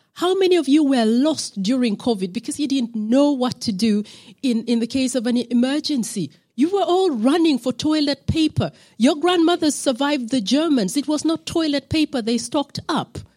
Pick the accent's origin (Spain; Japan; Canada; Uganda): Uganda; on the East African side, I'm from Uganda.